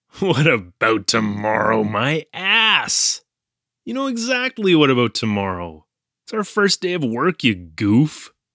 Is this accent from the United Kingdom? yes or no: no; Canada; moved away as an adult; now in Japan; I'm from Canada.